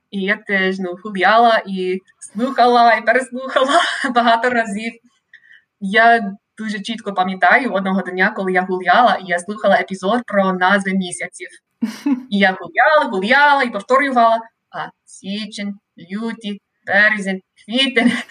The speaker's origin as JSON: {"language": "Ukrainian", "town": "Sacramento", "region": "California", "country": "United States", "tie": "born or raised there", "also_born_or_lived": "Monterey, California / Indiana / Ireland / Ukraine", "second_language": "Ukrainian", "said": "я родом е, з Каліфорнії, місто Сакраменто. Це невелике місто, але Сакраменто це столиця Каліфорнії. Е, і я я зараз досі живу е, у своєму рідному місті, але кілька разів у житті я переїжджала."}